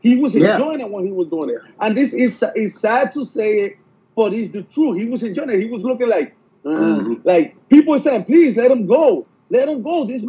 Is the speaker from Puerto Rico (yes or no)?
yes; Puerto Rico; I'm American. I'm 100%. I'm proud Puerto Rican because I was born in Puerto Rico, but I'm American.